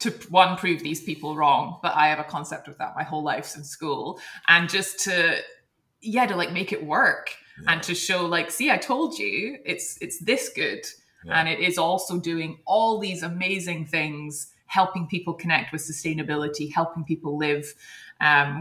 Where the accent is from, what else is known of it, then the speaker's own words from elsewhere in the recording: Edinburgh, Scotland, United Kingdom; moved away as an adult; also born or lived in Hong Kong; which is where we're both from Edinburgh